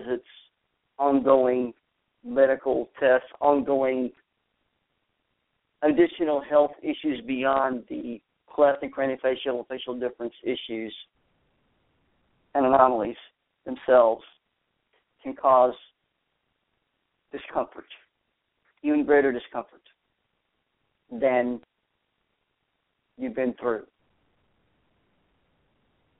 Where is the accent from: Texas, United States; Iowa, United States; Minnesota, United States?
Texas, United States; moved away as an adult; also born or lived in Arizona; I've relocated back to my home state, if you will. Well, it's my home state of Texas, and nestled in the Texas Hill Country